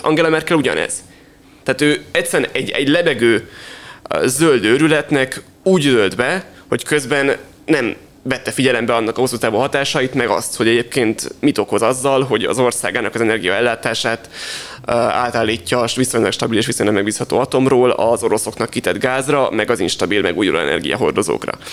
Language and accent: Hungarian; Hungary